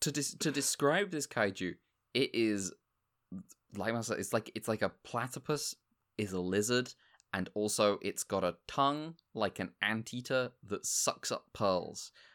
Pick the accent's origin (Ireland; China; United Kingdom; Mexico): United Kingdom; being British